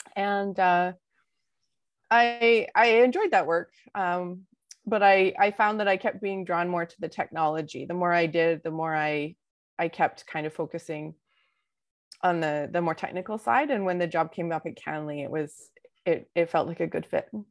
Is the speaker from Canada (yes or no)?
yes; Vancouver, British Columbia, Canada; I was born in Vancouver.